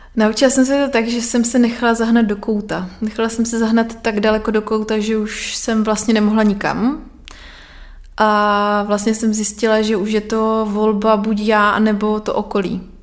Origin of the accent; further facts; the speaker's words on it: Nový Jičín, Moravian-Silesian Region, Czechia; Já pocházím z Nového Jičína, mm-hmm. což je na Moravě.